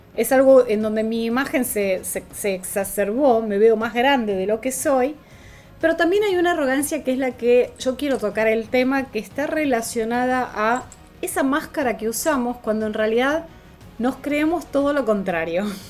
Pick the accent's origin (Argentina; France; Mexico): Argentina; en dólares era mucho más caro que en mi país